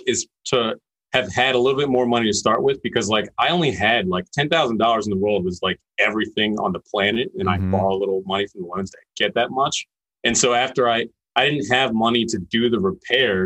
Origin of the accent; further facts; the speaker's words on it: Philadelphia, Pennsylvania, United States; I'm from Philly and that's where I'm at. And pretty much grew up in the suburbs here